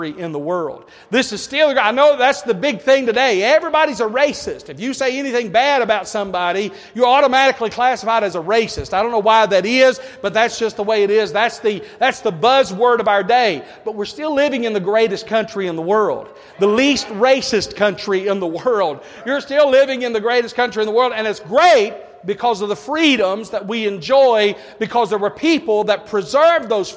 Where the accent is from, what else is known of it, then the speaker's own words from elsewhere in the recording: United States; I'm an American